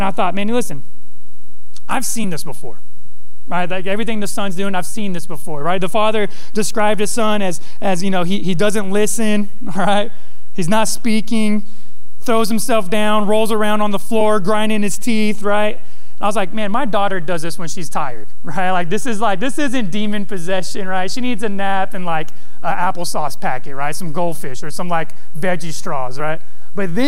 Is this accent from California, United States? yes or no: yes; Modesto, California, United States; I grew up in the West Coast in a ghetto town, Modesto